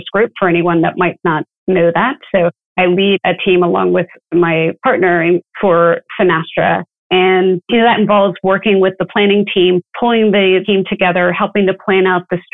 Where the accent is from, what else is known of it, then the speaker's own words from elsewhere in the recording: Philadelphia, Pennsylvania, United States; moved away as an adult; also born or lived in Colorado; now in Orlando, United States; I grew up in the Philadelphia area.